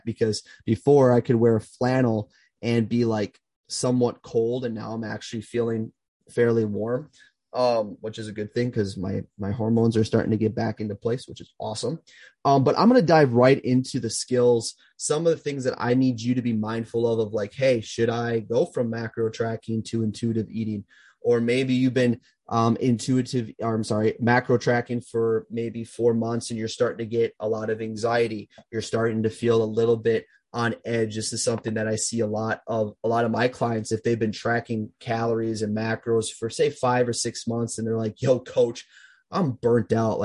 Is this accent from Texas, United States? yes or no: no; Minnesota, United States; my hometown is in Minnesota